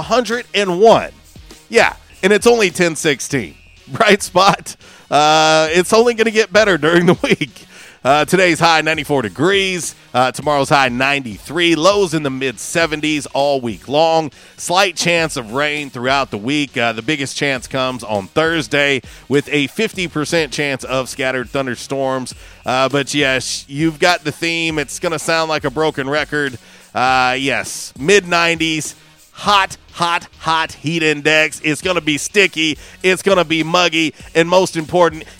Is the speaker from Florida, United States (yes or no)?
yes; Florida, United States; moved away; I am originally from Florida.